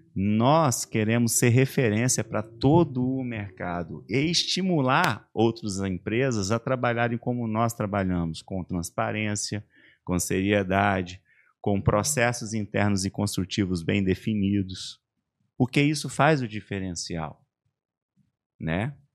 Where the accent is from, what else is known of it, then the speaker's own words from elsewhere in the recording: Vila Velha, Espírito Santo, Brazil; also born or lived in Coronel Fabriciano, Minas Gerais / Ipatinga, Minas Gerais; now in Santa Catarina, Brazil; Minha mãe foi morar no Espírito Santo, meus avós já estavam morando lá